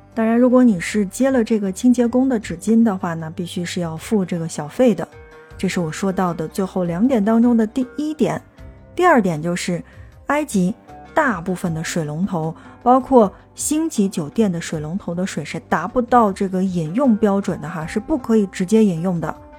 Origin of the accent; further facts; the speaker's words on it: China; 我们中国人的这个肚子